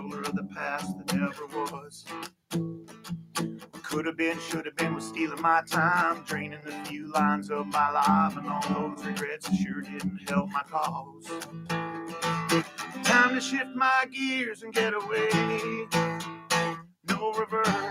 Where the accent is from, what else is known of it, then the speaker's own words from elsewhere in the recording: Minnesota, United States; accent: Minnesota; I have a Minnesota accent